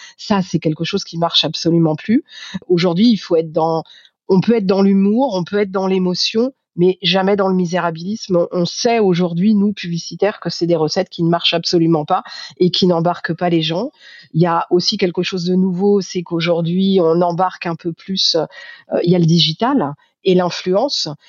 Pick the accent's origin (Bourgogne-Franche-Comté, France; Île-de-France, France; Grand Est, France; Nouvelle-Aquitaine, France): Île-de-France, France; Paris; en tant que Parisienne